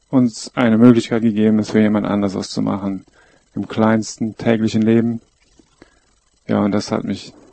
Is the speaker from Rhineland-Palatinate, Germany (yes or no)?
yes; Koblenz, Rhineland-Palatinate, Germany; bin in Koblenz am Rhein aufgewachsen, bin seit 15 Jahren Teil der Lebensgemeinschaft, die früher Bruderhof hieß